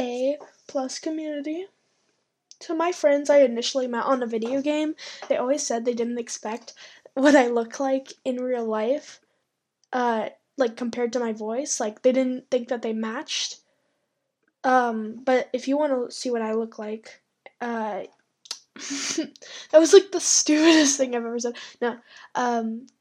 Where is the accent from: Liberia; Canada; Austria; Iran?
Canada; I live in Canada. I am Canadian